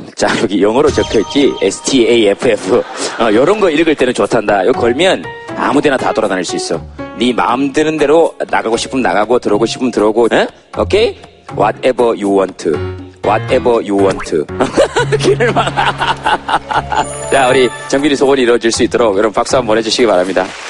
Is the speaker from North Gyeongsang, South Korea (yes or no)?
yes; Yeongcheon, North Gyeongsang, South Korea; 제가 고향이 경북 영천인데